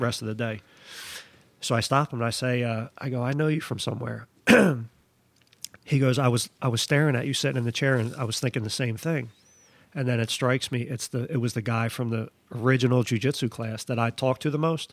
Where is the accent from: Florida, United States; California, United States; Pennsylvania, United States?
Pennsylvania, United States; Philadelphia; I'm from Philly, I'm a, I I come all the way up here up north